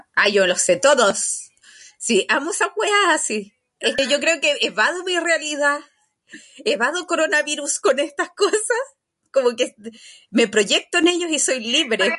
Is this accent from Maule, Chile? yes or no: no; Puente Alto, Santiago Metropolitan Region, Chile; Yo soy de Alto Puente, de Highbridge.